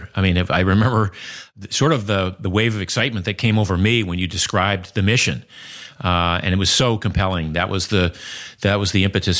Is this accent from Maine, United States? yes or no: yes; Maine, United States; Maine where I grew up.